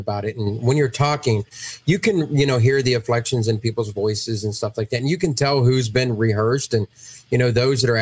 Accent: Ohio, United States; I'm from Ohio

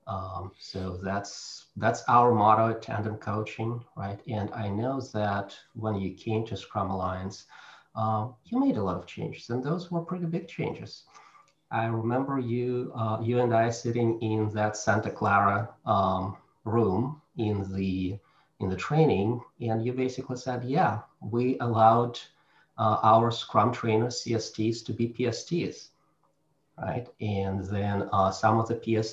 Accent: Russia; now in United States; I'm Russian, I come from Russia

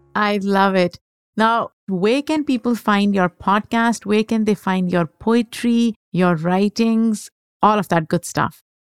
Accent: Pakistan; moved away; I grew up in Pakistan

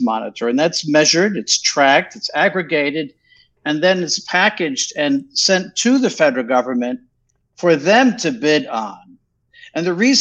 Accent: New York, United States; moved away as an adult; now in Europe; I'm American. I was born in New York

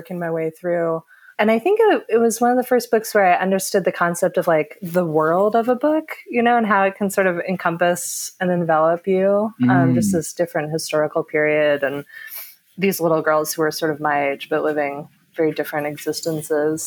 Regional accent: Orange County, Southern California, United States; I grew up in Southern California. I live in LA now, but I grew up a bit south of there in Orange County

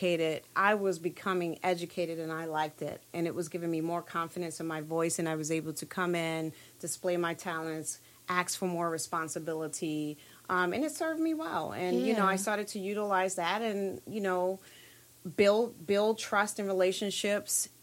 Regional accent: New York City, New York, United States; Born and raised in Brooklyn, New York, all of my life

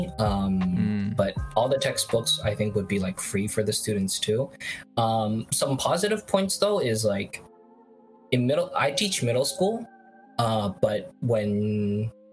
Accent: San Francisco, California, United States; moved away as an adult; now in Japan; growing up in San Francisco your whole life

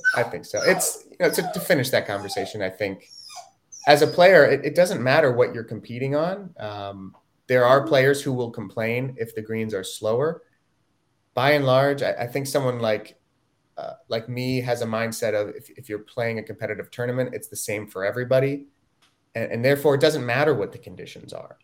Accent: Ithaca, New York, United States; I grew up in Ithaca

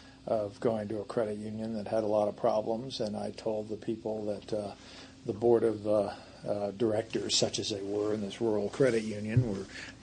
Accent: Paris, Île-de-France, France; born there; No, I was actually born my father's third assignment, which was in Paris.

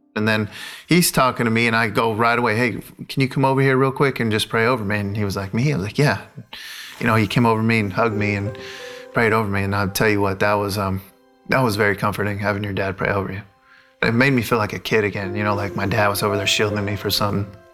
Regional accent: La Mirada, California, United States; I'm from La Mirada, California. I grew up there 18 years of my life until went to college

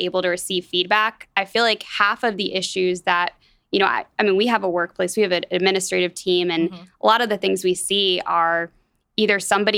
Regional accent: Atlanta, Georgia, United States; moved away as an adult; now in Wichita, United States; I grew up in Atlanta, Georgia

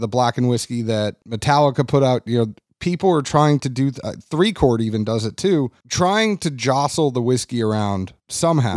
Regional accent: New England, United States; moved away as an adult; also born or lived in Kentucky; I am from New England and I transferred to Kentucky

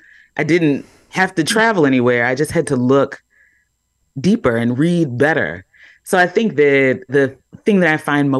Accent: Baltimore, Maryland, United States; So here I am, a Black woman. I've already said that I'm from Baltimore.

